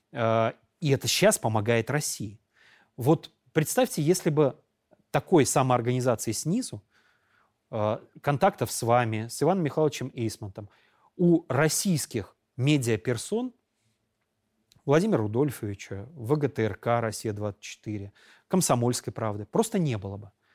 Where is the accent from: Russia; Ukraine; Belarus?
Belarus; мы, белорусы, я себя ощущаю частью э, моей республики